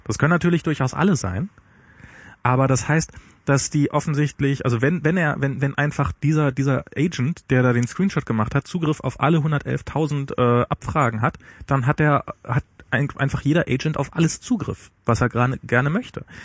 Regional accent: East Germany, Germany; bei mir als Ossi

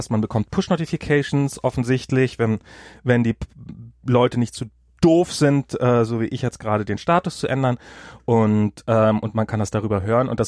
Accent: United States; German is a second language; hier für mich als Amerikaner.

